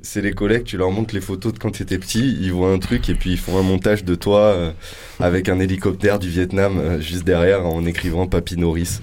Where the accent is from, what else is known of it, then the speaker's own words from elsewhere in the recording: Loudun, Nouvelle-Aquitaine, France; also born or lived in Marseille / Corsica; je suis né à Loudun, dans le 86, dans la Vienne, dans le Poitou